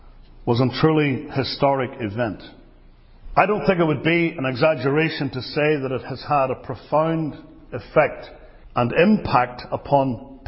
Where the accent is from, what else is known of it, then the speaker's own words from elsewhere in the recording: Northern Ireland, United Kingdom; now in United States; I was born in the British state as a proud Briton in Northern Ireland.